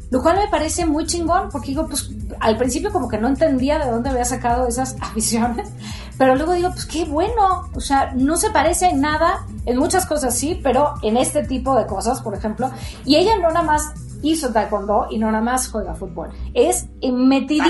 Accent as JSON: {"language": "Spanish", "region": "Mexico City", "country": "Mexico", "said": "soy chilanga, soy chilanga, aunque mi familia, tanto mi mamá como mi papá, eran de Tehuantepec"}